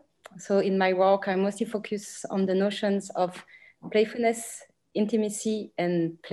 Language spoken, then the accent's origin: English; Belgium; moved away as an adult; now in Berlin, Germany; My pronouns are she. So I come from Belgium, but I'm currently based in Berlin, actually between Berlin and Brussels.